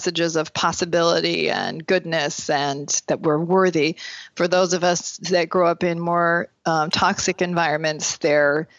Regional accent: Burlington, Vermont, United States; also born or lived in Chicago area; now in Chicago, United States; I grew up in Burlington, Vermont in a large Mormon family

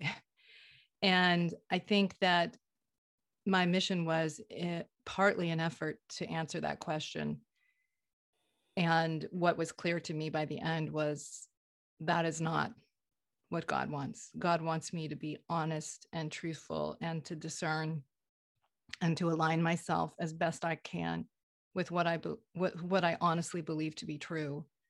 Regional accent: Vermont, United States; I grew up in Vermont, liberal Vermont, in a conservative faith

